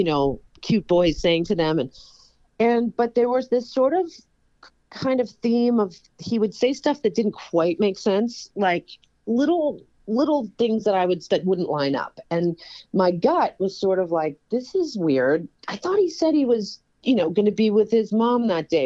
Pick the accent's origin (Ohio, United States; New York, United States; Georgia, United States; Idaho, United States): New York, United States; born or raised there